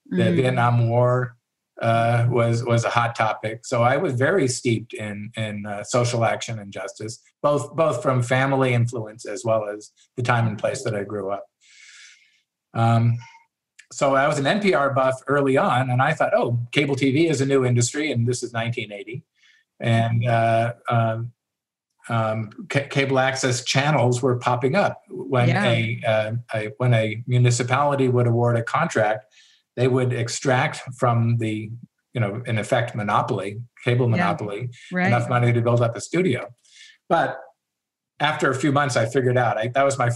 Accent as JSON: {"language": "English", "town": "Los Angeles", "region": "California", "country": "United States", "tie": "born or raised there", "also_born_or_lived": "Sierra foothills, California", "said": "I grew up in Los Angeles, where the danger was earthquakes"}